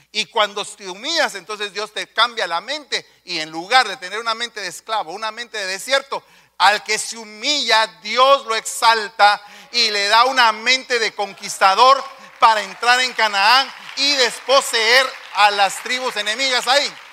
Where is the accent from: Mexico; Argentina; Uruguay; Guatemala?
Guatemala; Yo vengo de los de, los de abajo, de un barrio